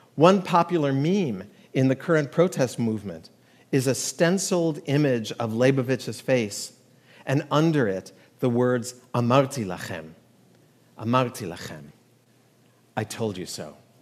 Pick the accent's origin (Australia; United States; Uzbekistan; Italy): United States; We as American Jews